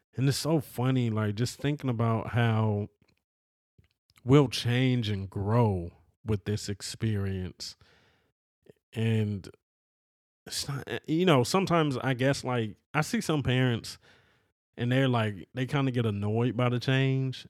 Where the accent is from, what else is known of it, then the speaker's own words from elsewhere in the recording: California, United States; I'm a person from California, bruh. You know, always lived in California